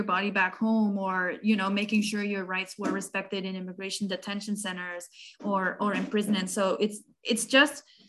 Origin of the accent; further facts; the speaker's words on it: Mexico City, Mexico; now in Boston, United States; I'm an immigrant originally from Mexico City